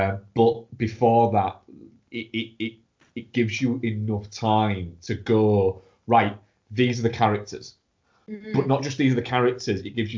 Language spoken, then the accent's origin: English; United Kingdom; watching it as a Brit.